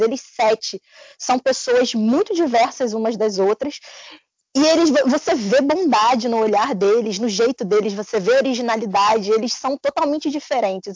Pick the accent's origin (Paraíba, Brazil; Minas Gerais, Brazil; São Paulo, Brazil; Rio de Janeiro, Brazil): Rio de Janeiro, Brazil; sou carioca e falo igual um traficante